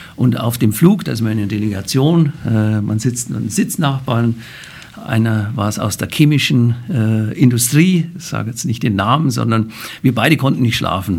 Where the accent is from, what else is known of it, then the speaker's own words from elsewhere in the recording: Bavaria, Germany; accent: Bavarian dialect; now in Frankfurt, Germany; aus Bayern kommend, wie Sie an meinem Dialekt hören